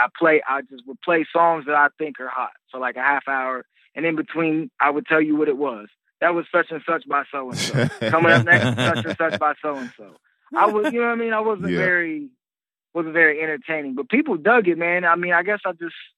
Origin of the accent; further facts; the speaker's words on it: Greenfield, Ohio, United States; I'm from Greenfield, Ohio, which is a rural